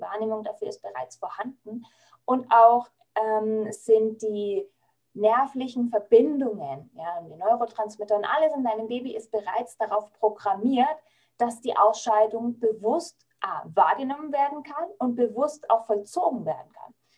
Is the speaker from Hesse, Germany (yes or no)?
no; Franconia, Bavaria, Germany; bei uns in Franken